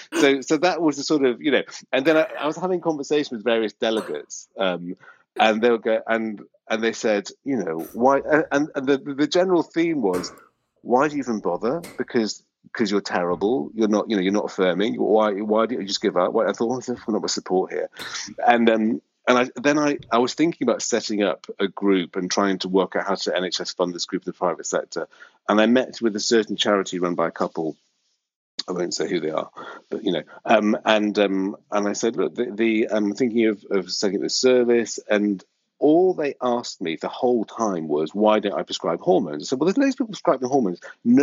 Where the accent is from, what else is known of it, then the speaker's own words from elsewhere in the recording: Australia; we're Australian, we're very laid back